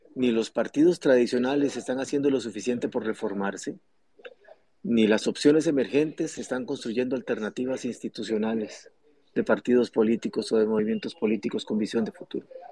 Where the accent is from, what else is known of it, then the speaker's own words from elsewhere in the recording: Costa Rica; como costarricenses